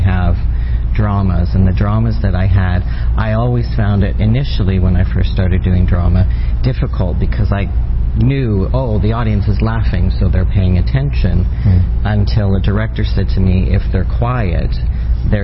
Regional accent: Ireland; now in Toronto, Canada; I'm Irish

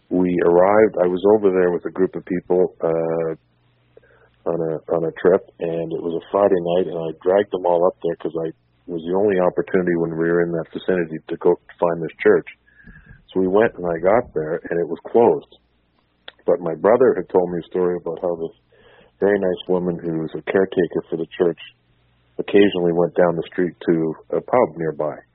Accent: Thunder Bay, Ontario, Canada; now in Toronto, Canada; and then back to Thunder Bay, where I was born. My grandfather I was born in the States, moved to Thunder Bay. I was born there, and we've I've lived in Toronto for 42 years now.

